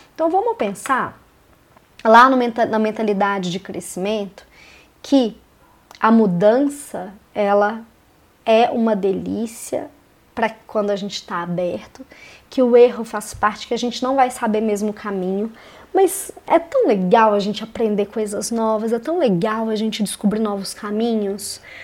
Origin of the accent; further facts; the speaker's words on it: Belo Horizonte, Minas Gerais, Brazil; moved away as an adult; now in Curitiba, Brazil; Eu sou de Belo Horizonte, em Minas Gerais, mas em 2017 eu me mudei para Curitiba